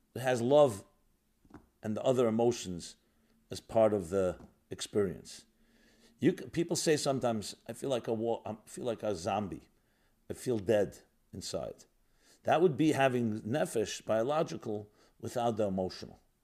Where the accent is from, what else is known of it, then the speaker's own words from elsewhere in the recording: New York, United States; I grew up in New York. I'm born and bred in New York. A very industrial city